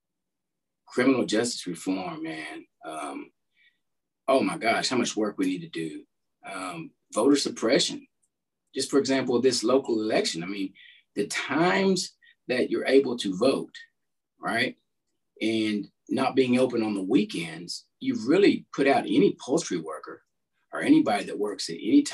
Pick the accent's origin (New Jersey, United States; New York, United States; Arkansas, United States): Arkansas, United States; De Queen; I'm originally from DeQueen, Arkansas, Southwest Arkansas, about 45 minutes north of Texarkana